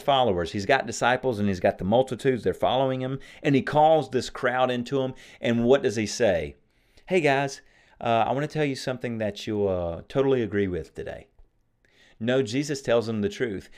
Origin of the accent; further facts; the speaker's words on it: United States; I'm an American